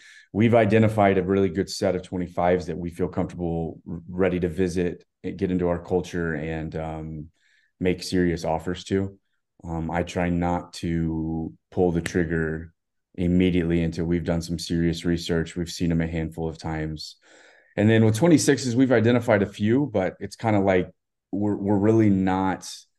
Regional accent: Texas, United States; I grew up obviously in Texas

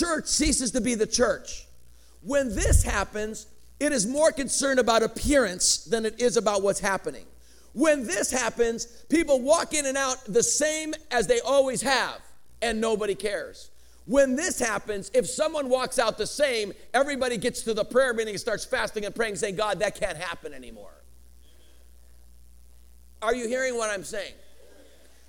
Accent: Chicago, Illinois, United States; first language Greek; English is a second language; now in Colorado, United States; I grew up in Chicago, on the west side of Chicago

